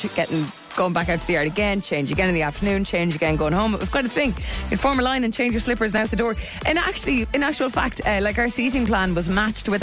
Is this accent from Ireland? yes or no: yes; Waterford, Ireland; now in Dublin, Ireland; I did grow up in Waterford.